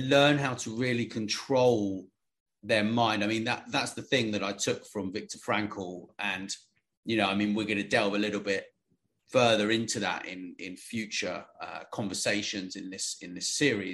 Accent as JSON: {"language": "English", "country": "United Kingdom", "said": "I'm British"}